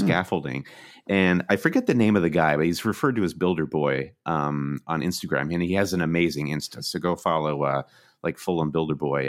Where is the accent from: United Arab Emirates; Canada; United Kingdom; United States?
United States; Midwest; moved away as an adult; now in New York, United States; we're from the Midwest, where Chicago is the metropolis, but we'd made the leap to come to the East Coast